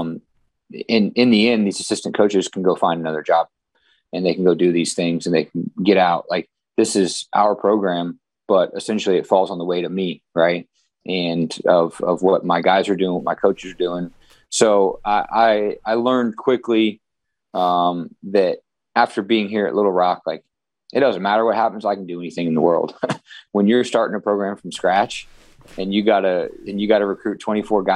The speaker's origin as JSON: {"language": "English", "region": "Midwest", "country": "United States", "tie": "born or raised there", "moved": "yes", "said": "I grew up in the Midwest"}